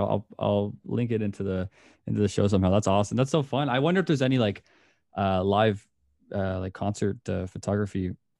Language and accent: English; Canada; As a Canadian